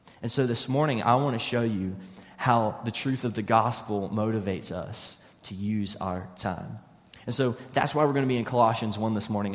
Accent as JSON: {"language": "English", "region": "West Virginia", "country": "United States", "moved": "yes", "said": "I'm originally from West Virginia"}